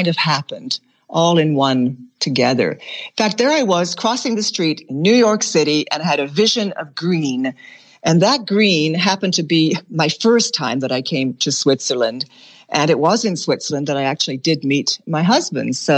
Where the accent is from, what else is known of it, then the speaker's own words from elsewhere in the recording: Bunbury, Western Australia, Australia; moved away; I was born on the seacoast in Western Australia.